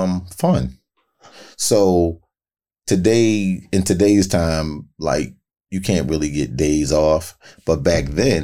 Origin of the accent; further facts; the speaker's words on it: Baltimore, Maryland, United States; Both. I'm from Baltimore, period.